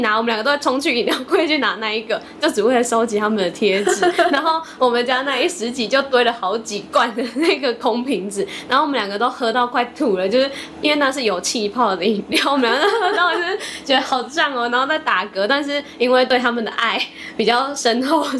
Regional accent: Taipei, Taiwan; born there; 对对对，我们三个都在台北出生。

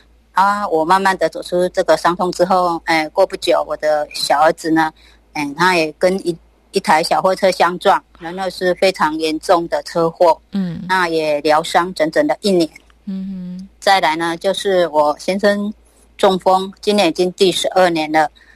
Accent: Tainan, Taiwan

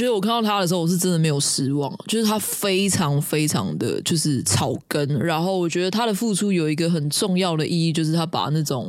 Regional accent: Taiwan; 为我们台湾的这种贺岁片奠定了一种风格

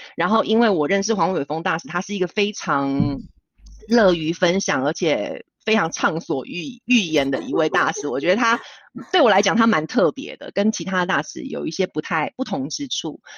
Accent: Taiwan; now in Switzerland; 身为台湾人

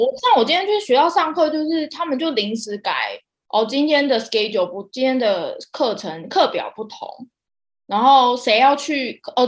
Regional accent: Taiwan; moved away as an adult; also born or lived in Palau; 很多台湾人 很多都市人来，我们来自那种讲求效率的那个文化

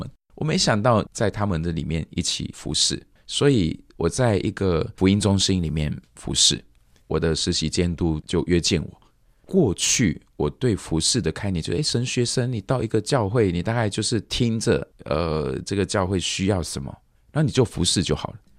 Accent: Malaysia; 他们听到我是从马来西亚来的，诶，外国，你是外国人哦

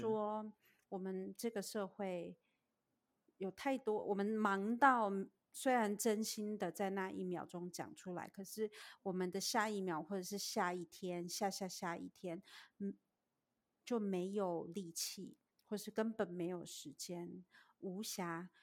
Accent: Taiwan; moved away as an adult; now in United States; 我是在台湾长大的

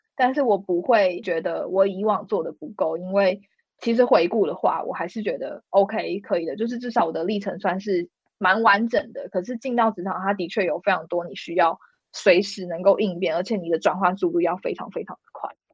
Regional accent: Taiwan; also born or lived in London, United Kingdom; 我身为一个台湾人

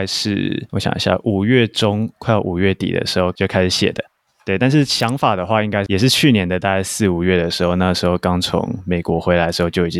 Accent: Tainan, Taiwan; 我是台南人，然后以前是台南一中毕业的学生。

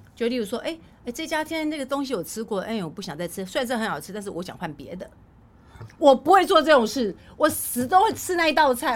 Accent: Taiwan; 因为我们在乡下地方长大

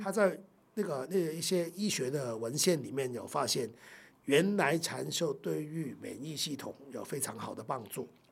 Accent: Hong Kong; moved away as an adult; now in Taiwan; 这是我出生的地方啊，永远的故乡

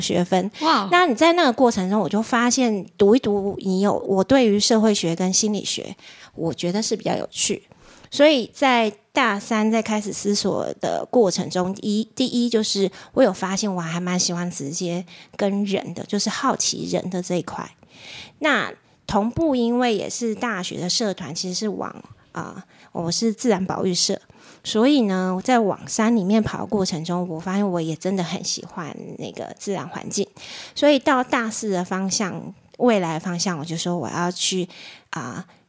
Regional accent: Tainan, Taiwan; moved away; 我高中以前是在台南长大

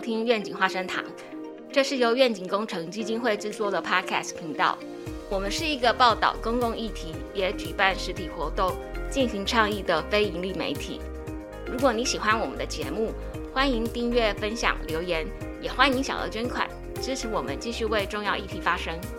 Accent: Taiwan; 好比我们台湾人去日本

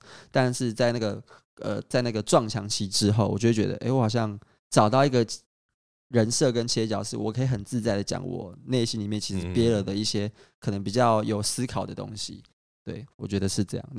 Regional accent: Kaohsiung, Taiwan; 然后高雄，如果你有兴趣的话，我是个高雄人，我希望大家可以多去高雄走走。

